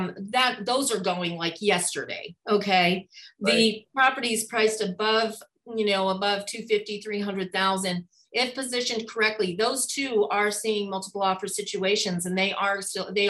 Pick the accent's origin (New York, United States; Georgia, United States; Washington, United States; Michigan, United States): New York, United States; also born or lived in Hawaii; now in Spokane, United States; I'm from New York originally